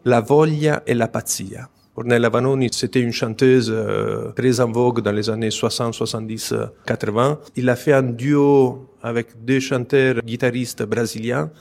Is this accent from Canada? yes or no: no; Italy; moved away as an adult; Je suis expatrié d'Italie depuis